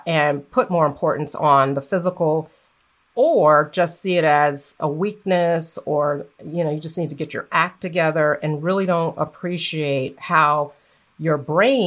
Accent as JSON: {"language": "English", "region": "Florida", "country": "United States", "tie": "born or raised there", "also_born_or_lived": "New York City, United States", "moved": "as an adult", "lives_now": "Atlanta, United States", "said": "I grew up in Florida"}